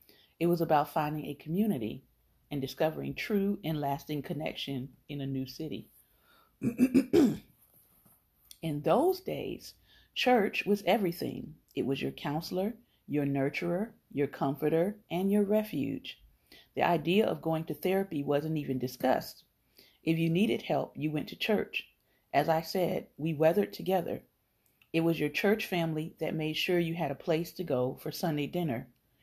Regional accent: Kosciusko, Mississippi, United States; makes me think of growing up in Kosciusko, Mississippi, and how the church was the center point of our life.

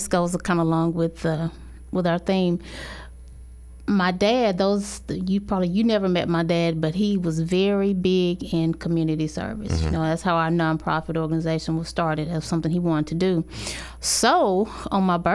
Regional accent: Benton, Arkansas, United States; Benton, Arkansas, from my hometown.

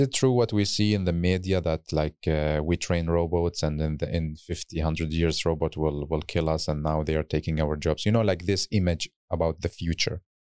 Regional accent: Baghdad, Baghdad Governorate, Iraq; moved away; in my home country, in hometown in Baghdad

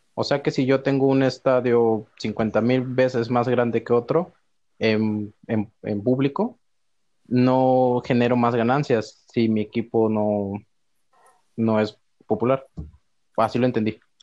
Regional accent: Veracruz, Mexico; moved away; yo soy de Veracruz

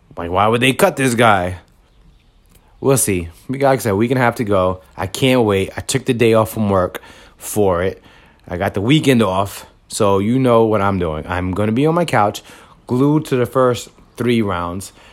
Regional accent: New York City, New York, United States; moved away as an adult; also born or lived in Bronx; now in Yonkers, United States; I'm from Washington Heights originally, moved to the Bronx, and once I had a child, I ended up living in Yonkers

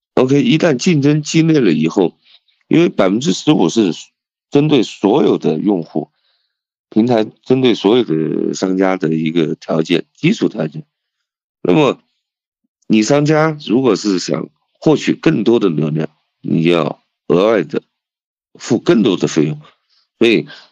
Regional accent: Leshan, Sichuan, China; also born or lived in Lhasa, Tibet; 因为我是四川人，那我可以用一个，一句四川话来形容

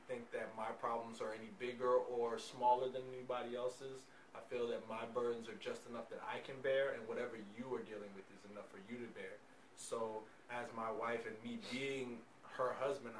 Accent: New York City, New York, United States; moved away; also born or lived in the South; I'm originally from Brooklyn, so I grew up, you know, Catholic and Episcopal

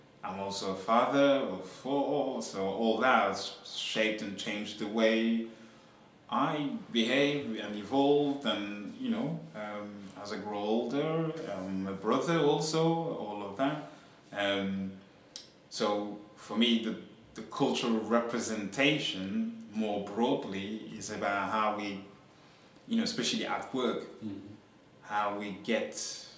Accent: France; now in Yorkshire, United Kingdom; I was born in France, but my, you know, origins are from Senegal in West Africa.

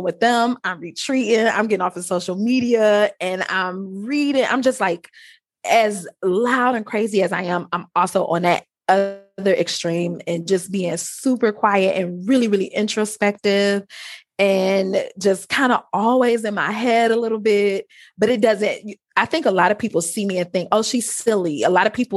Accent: Detroit, Michigan, United States; accent: Ebonics; I grew up in Detroit

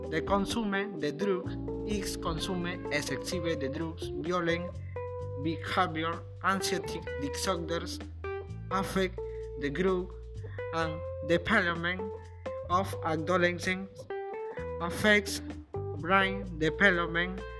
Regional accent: Talara, Piura, Peru; English is a second language; I am 16 years old. I am from Talara. My family is from Sullana.

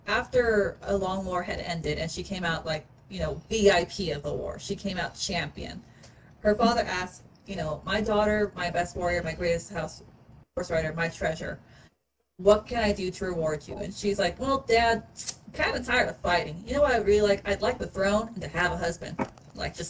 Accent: Belize; when people hear I'm from Belize

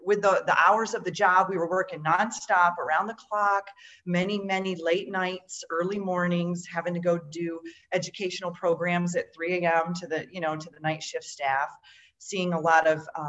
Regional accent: Western New York, United States; moved away as an adult; also born or lived in Florida / Washington State; I grew up in Western New York, where there's a lot of Amish community here

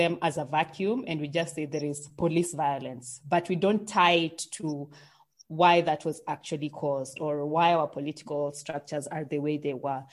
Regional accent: Kenya; So now I'm the Kenyan

